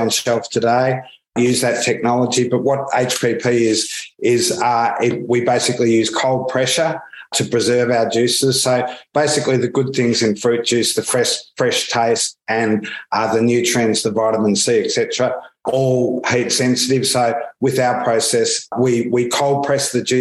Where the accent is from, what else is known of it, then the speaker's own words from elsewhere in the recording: Australia; accent: Australian; moved away as an adult; now in London, United Kingdom; You can probably pick up already from my accent that I'm Australian. I've been here 11 years